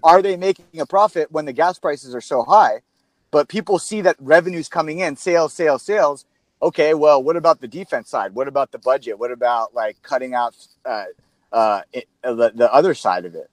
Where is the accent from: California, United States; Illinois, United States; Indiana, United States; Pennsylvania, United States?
California, United States; San Diego; Born and raised in San Diego